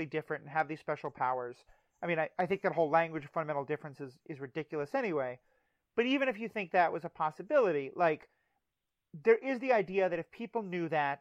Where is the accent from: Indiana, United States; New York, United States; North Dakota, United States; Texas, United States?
New York, United States; New York City; I grew up in New York City